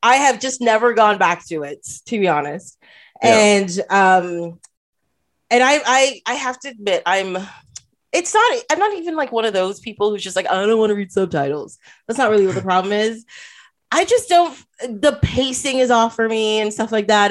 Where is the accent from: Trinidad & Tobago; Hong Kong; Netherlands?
Trinidad & Tobago; moved away; I am from Trinidad